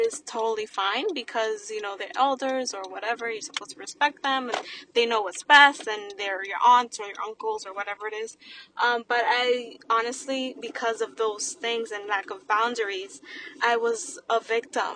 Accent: New York City, New York, United States; born or raised there

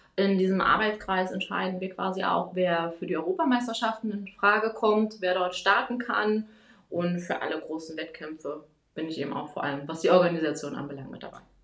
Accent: Germany; moved away as an adult; now in Wiesbaden, Germany; ich komme hier aus Wiesbaden, zumindest lebe ich hier seit zehn Jahren, komme eigentlich aus der Nähe von Berlin.

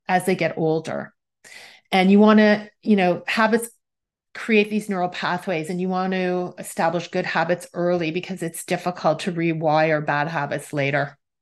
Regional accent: Toronto, Ontario, Canada; I am from Toronto, Canada

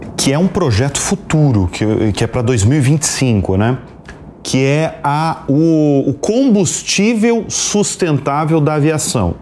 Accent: Santa Catarina, Brazil; Eu sou catarinense

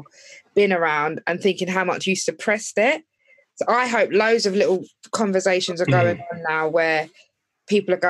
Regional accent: Epsom, South East England, United Kingdom; growing up in Epsom, being the only black person throughout my primary school

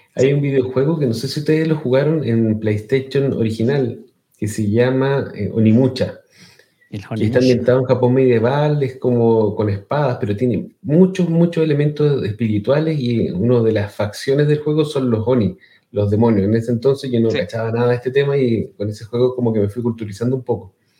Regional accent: Chile; accent: Chilean; mi acento chileno

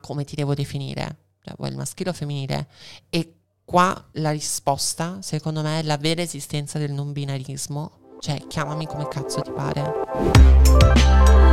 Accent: Veneto, Italy; also born or lived in Argentina; Da buona veneta e anche in parte argentina

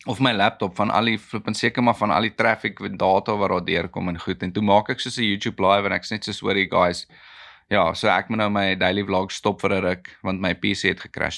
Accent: South Africa; ek is 'n boer, ek is 'n Suid-Afrikaner, ek is 'n Afrikaner

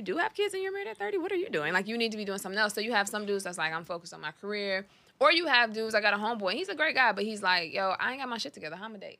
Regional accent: Detroit, Michigan, United States; moved away as an adult; now in Los Angeles, United States; I think I'm so used to a Detroit dude.

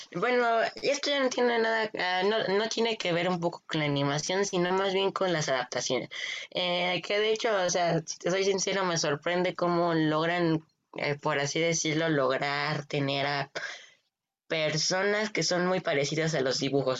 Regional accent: Mexico; soy de México

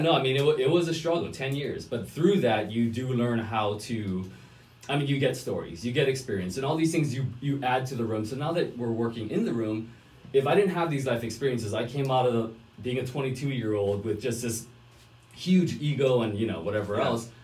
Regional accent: Hawaii, United States; moved away as an adult; I'm originally from Hawaii

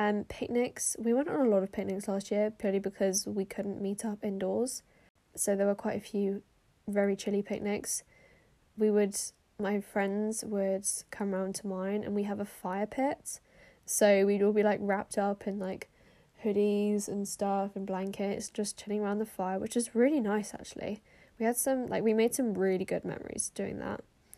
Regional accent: Austria; because I grew up in Austria and I used to be fluent in German

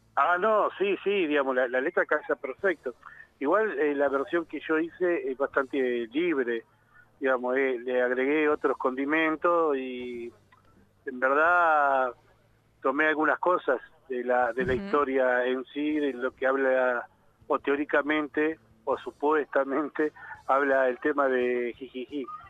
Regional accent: Zárate, Buenos Aires Province, Argentina; yo soy de la ciudad de Zárate, digamos, al norte de la provincia de Buenos Aires

